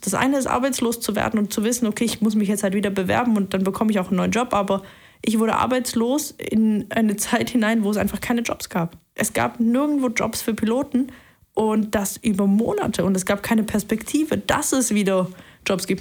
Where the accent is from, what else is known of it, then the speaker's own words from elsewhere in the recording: Leipzig, Saxony, Germany; moved away as an adult; now in Tübingen, Germany; ich bin in Leipzig aufgewachsen, bin dann nach Tübingen hierher zurückgekommen